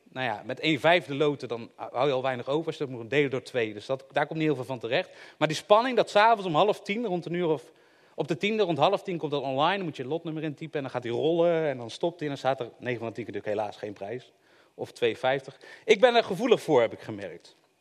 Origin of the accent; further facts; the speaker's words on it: Eindhoven, North Brabant, Netherlands; Ik kom uit Eindhoven